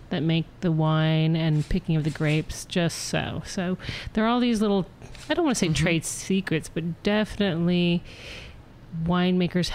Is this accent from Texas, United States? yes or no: no; Sonoma, California, United States; also born or lived in Europe; I grew up here in Sonoma. I went to Sonoma Valley High